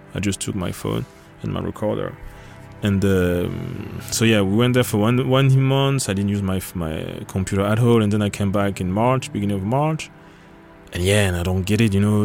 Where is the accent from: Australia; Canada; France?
France; Paris, Île-de-France; moved away as an adult; now in Copenhagen, Denmark; I'm from France, born in Paris, and at the moment I'm doing electronic music, basically ambient music or sound, and I'm living in Copenhagen since 2011.